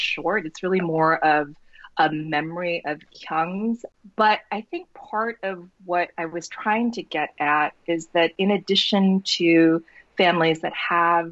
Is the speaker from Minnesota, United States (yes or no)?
no; North Dakota, United States; me growing up in North Dakota, I always felt like I sort of stood out in this place that wasn't particularly diverse.